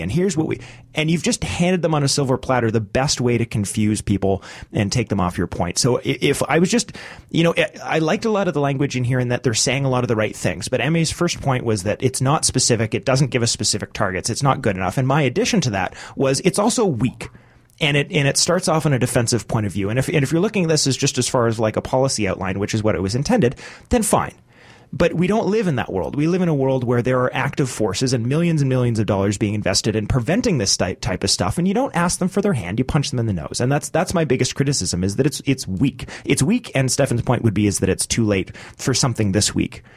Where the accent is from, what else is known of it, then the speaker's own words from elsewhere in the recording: Canada; me as a Canadian